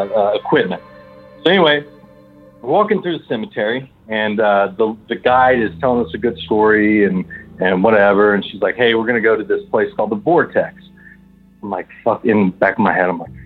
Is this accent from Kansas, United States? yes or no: no; West Virginia, United States; now in El Paso, United States; from West by God, Virginia, but I'm calling from El Paso.